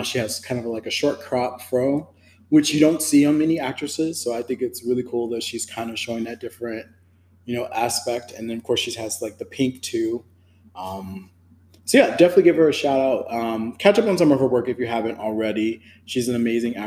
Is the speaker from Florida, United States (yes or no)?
no; Chicago, Illinois, United States; Chicago, which is where I'm from